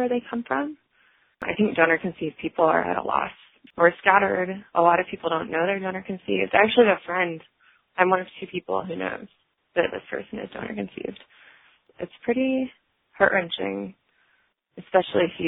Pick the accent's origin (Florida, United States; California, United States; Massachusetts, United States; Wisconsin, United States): Florida, United States; now in New Jersey, United States; I'm from Florida, but live in New Jersey